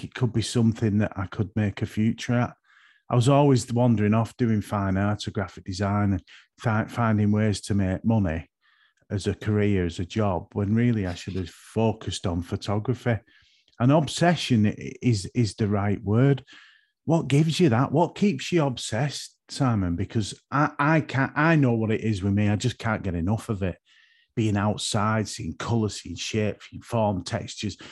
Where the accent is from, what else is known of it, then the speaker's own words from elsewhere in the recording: Northwest, North West England, United Kingdom; I'm from Northwest.